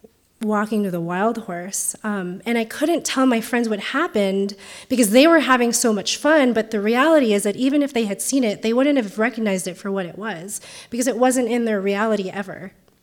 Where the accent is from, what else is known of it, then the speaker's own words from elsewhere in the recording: Philippines; now in United States; but have grown to include my identities as an Asian, as a Filipina, as a first-generation immigrant